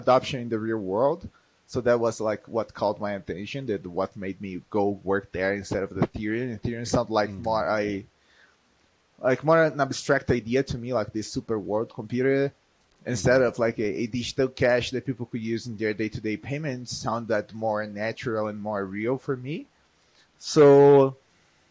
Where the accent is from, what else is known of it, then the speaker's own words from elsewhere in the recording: Brazil; moved away as an adult; now in Colombia; I am from Brazil, but I live in the past, for the past 7 years, I live in Colombia